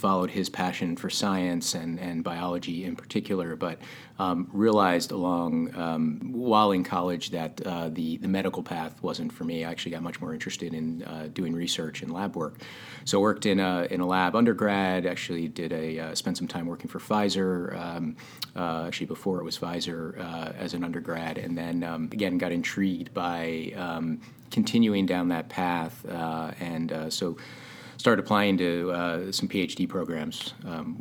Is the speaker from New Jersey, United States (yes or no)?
yes; northwest New Jersey, United States; moved away; also born or lived in Sudbury, Massachusetts; Jersey. I'm a Jersey guy